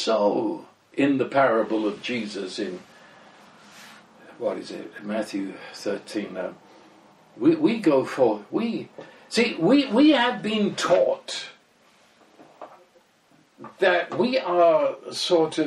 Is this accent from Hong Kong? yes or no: no; England, United Kingdom; the fact I'm British and my wife comes from Cuba